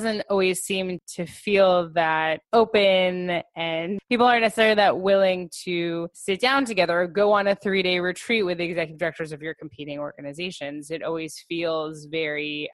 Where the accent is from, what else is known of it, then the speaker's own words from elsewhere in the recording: Los Angeles, California, United States; moved away; I'm originally from Los Angeles, and out there I was very involved in their Jewish professional organization